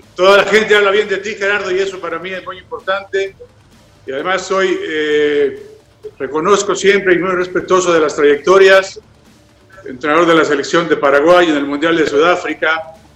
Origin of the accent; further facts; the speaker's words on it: Mexico; somos mexicanos